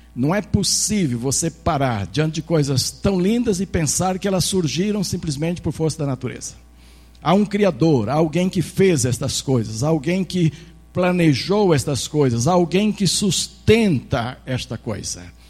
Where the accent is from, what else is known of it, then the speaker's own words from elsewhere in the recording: Brazil; nós como brasileiros